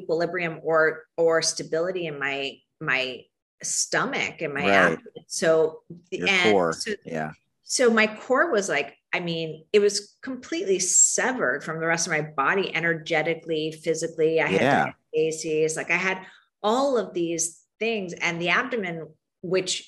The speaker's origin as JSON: {"language": "English", "town": "Miami", "region": "Florida", "country": "United States", "tie": "born or raised there", "moved": "yes", "lives_now": "Chicago, United States", "said": "I grew up in Miami"}